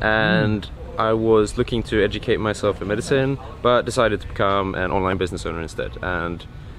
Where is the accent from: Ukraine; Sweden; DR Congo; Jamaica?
Sweden; I'm from Sweden